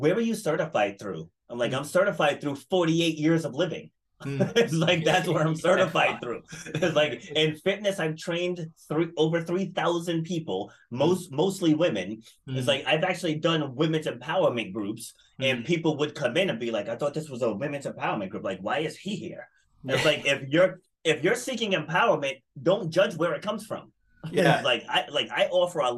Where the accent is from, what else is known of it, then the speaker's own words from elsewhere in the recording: Rhode Island, United States; I'm from Rhode Island in the States. And it's a very small state. Mm-hmm. And it's like almost like everybody knows everybody here.